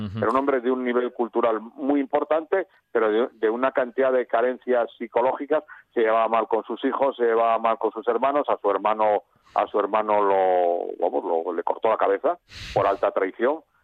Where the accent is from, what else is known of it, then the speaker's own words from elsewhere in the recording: León, Castile and León, Spain; soy de León Capital con un cuarto de asturiano